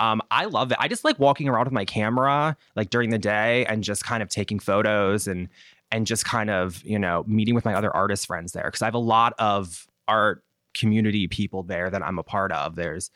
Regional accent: Baltimore, Maryland, United States; accent: Baltimore; they normally tell my accent, especially like on the East Coast, people kind of, my accent blends in, but then that's when they're like, oh, Baltimore, like stuff like that.

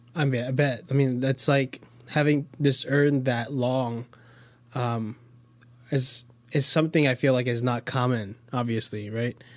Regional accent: Florida, United States; born or raised there; also born or lived in Queens, New York

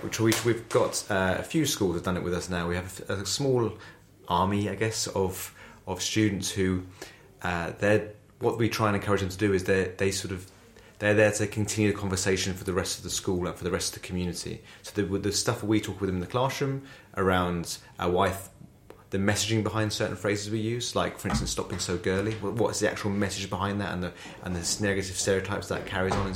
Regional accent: Essex, East of England, United Kingdom; I went to a school in Essex. It's where I'm from. I'm very proud from Essex

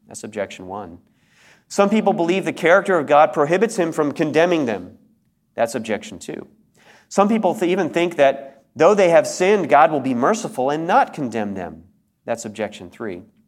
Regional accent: United States; I was an American

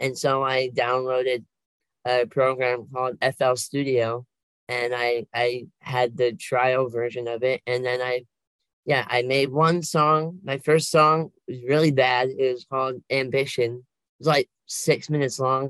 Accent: Oregon, United States; I've been here all my life

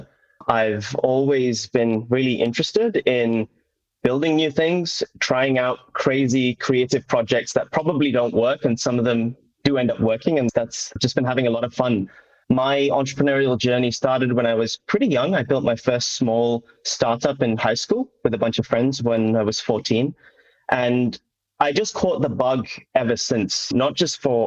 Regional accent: Doncaster, Yorkshire and the Humber, United Kingdom; I was brought up in North England in a little town called Doncaster

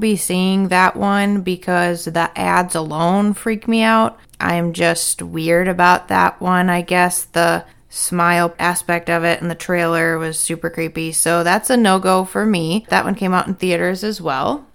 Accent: Wisconsin, United States; growing up in Wisconsin

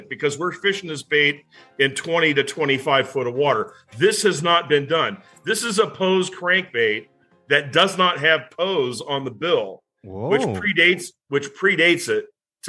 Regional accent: West Coast, United States; I grew up on the West Coast.

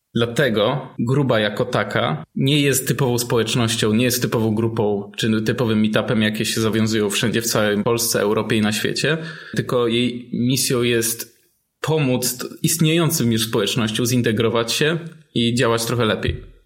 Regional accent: Silesian Voivodeship, Poland; u nas na Śląsku

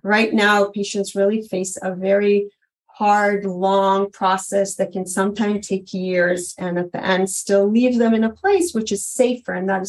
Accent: New York, United States; also born or lived in Israel; You know, like I grew up in New York and Israel. I never had a kid in my class with food allergy

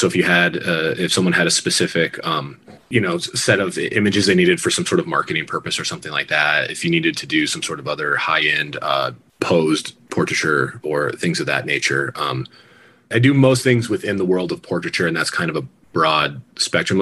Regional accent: Crested Butte, Colorado, United States; also born or lived in Gunnison, Colorado / Glenwood Springs, Colorado; now in Denver, United States; I was born in Gunnison, grew up in Crested Butte, and then split time between Gunnison and Crested Butte when my parents got divorced as a kid.

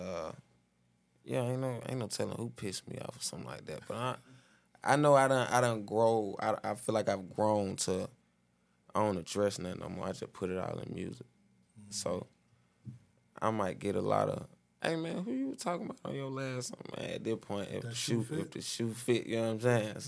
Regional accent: Clayton County, Georgia, United States; I'm from ClayCo

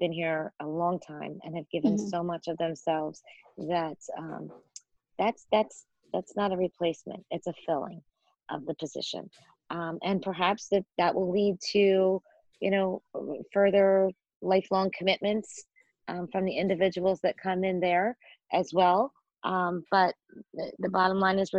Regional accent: Philadelphia, Pennsylvania, United States; moved away; I'm originally from Philadelphia

